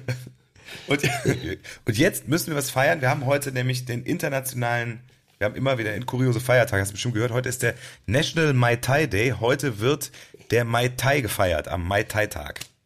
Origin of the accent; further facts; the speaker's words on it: Cologne, North Rhine-Westphalia, Germany; wir kommen ja aus Stammheim